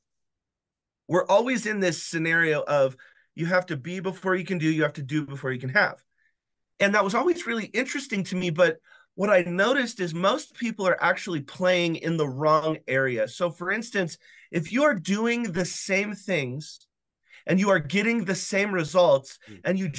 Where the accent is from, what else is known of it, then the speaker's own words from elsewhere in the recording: Wyoming, United States; I was born in Wyoming